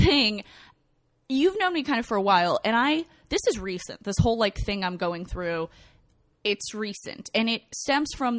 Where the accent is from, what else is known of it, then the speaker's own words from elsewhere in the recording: Kyiv, Ukraine; moved away; I was born in Ukraine.